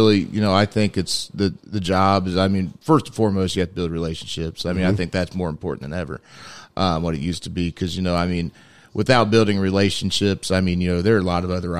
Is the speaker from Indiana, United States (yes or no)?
yes; Muncie, Indiana, United States; Well, I grew up in Muncie area, went to Cowan High School.